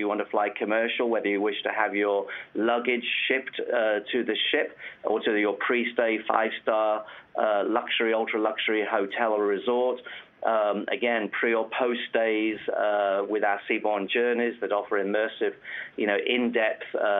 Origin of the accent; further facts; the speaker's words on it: United Kingdom; being British